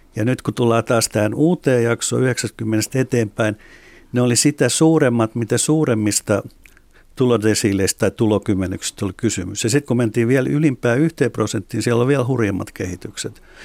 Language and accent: Finnish; Espoo, Uusimaa, Finland; itse olen Espoosta